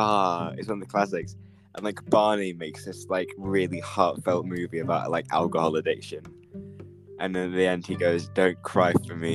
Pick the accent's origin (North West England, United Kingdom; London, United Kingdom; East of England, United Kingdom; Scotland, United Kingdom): East of England, United Kingdom; Norwich